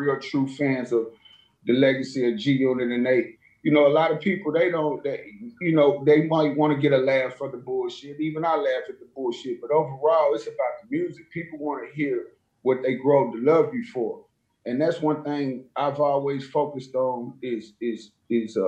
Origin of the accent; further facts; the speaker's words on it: Nashville, Tennessee, United States; I come from Nashville, Cashville